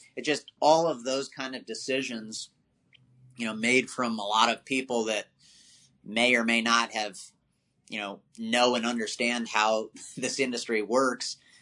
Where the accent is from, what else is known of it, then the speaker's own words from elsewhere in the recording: Maryland, United States; moved away as an adult; also born or lived in Washington, District of Columbia, United States / Virginia; I was born on the East Coast uh, in, in DC. Uh, you know, grew up in Maryland and then uh, basically lived in Virginia my whole life